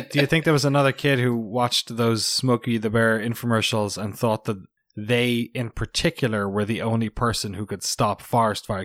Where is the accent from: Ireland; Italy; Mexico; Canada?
Ireland; now in United States; as an Irish person and as a recent American citizen, got my citizenship last month